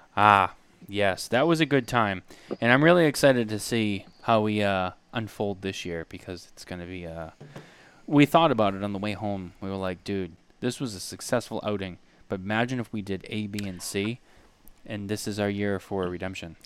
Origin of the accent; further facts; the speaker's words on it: Boston, Massachusetts, United States; I remember growing up in Boston